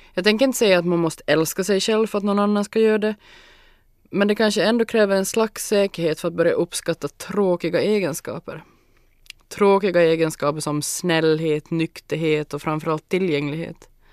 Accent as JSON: {"language": "Swedish", "town": "Larsmo", "region": "Ostrobothnia", "country": "Finland", "tie": "born or raised there", "also_born_or_lived": "Jakobstad", "said": "Jag är född och uppvuxen i Larsmo, i ett gult hus med garage, lekstuga och en stor hundhage"}